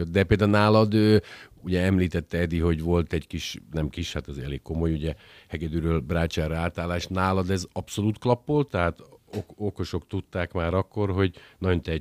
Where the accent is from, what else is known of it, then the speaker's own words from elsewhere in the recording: Felvidék, Slovakia; holott ugye felvidéki magyarként a szolfés oktatás más jellegű, mint nálunk.